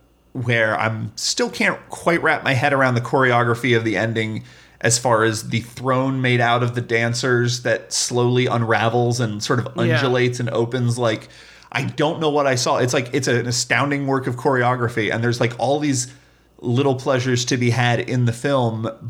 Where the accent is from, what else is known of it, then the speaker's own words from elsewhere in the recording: United States; but I'm an American viewer. So that's going to be the thing I relate to.